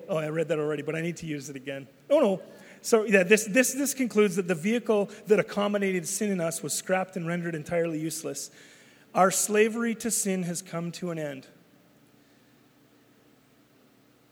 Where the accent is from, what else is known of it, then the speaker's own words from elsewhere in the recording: Canada; I'm Canadian. I'm not becoming Canadian. I am Canadian.